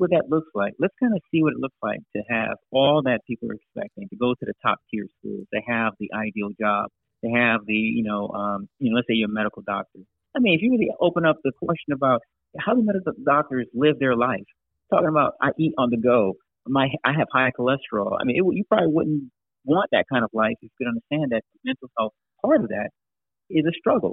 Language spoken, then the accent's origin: English; Miami, Florida, United States; now in Charlotte, United States; I was born in Miami, but my parents came over